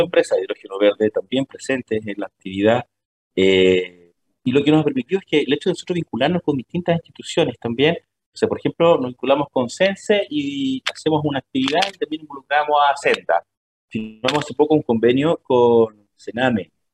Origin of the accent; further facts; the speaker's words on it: Temuco, Araucanía, Chile; moved away as an adult; also born or lived in Santiago; now in Magallanes, Chile; yo no soy de, Magallanes, yo originalmente soy de la nueva región, soy de Temuco, si bien estaba trabajando en Santiago, significó trasladar a toda mi familia a la región de Magallanes